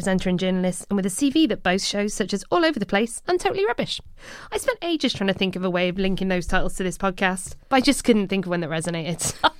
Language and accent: English; Cardiff, Wales, United Kingdom; moved away; I'm from Cardiff